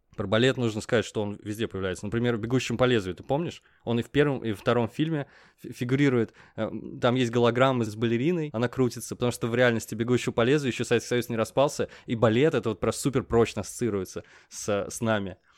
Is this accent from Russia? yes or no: yes; Russia; Мы говорим, из России